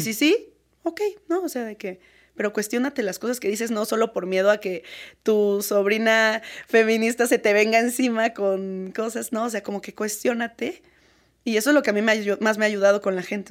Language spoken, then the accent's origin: Spanish; Querétaro, Mexico; yo soy de Querétaro